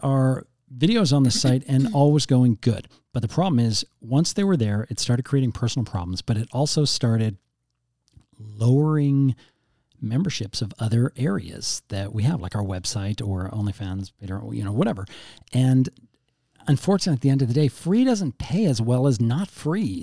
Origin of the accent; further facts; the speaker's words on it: Canada; we're Canadian